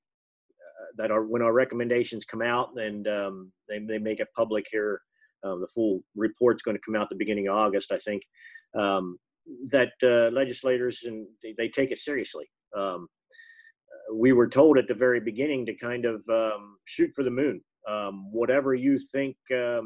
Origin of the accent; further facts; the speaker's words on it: Berlin, Pennsylvania, United States; I'm from Berlin in Somerset County, Pennsylvania.